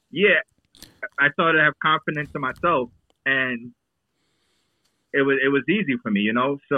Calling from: Jersey City, New Jersey, United States; You heard? I'm calling from Jersey City.

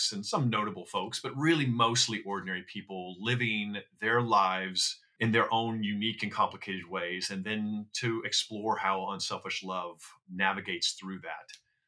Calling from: Los Angeles, California, United States; I am in Los Angeles, here at the end of this rainy, wet, cold period of time.

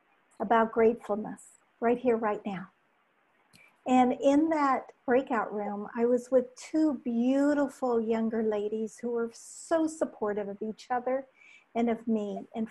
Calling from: Chicago, Illinois, United States; Downtown Chicago.

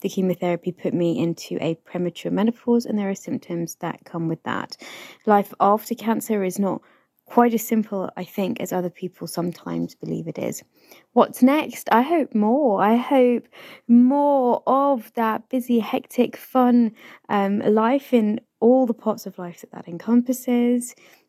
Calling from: London, United Kingdom; I am recording this from Northwest London.

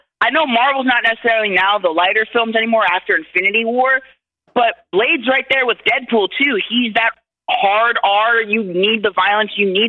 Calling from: California, United States; I'm calling from California.

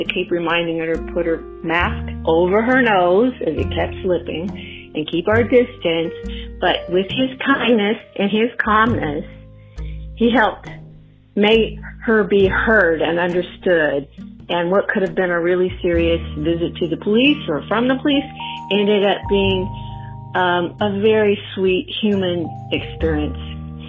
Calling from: Northern California, United States; I'm …. I'm calling from Northern California.

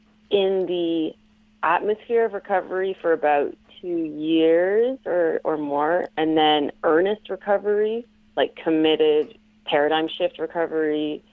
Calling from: Ontario, Canada

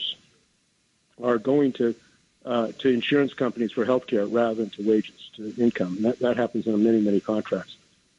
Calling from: San Francisco, California, United States; I'm calling from San Francisco.

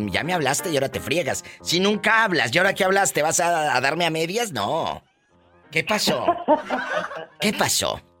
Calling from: Monterrey, Nuevo León, Mexico; De Monterrey

